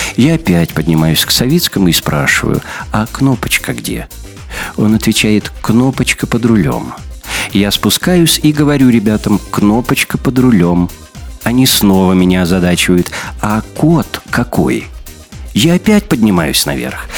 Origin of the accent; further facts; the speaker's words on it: Belarus; мы, белорусы